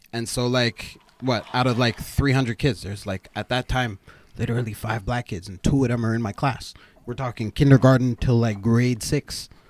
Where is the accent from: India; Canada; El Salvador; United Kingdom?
Canada; born there; being a Canadian born fucking 6-year-old running around, right?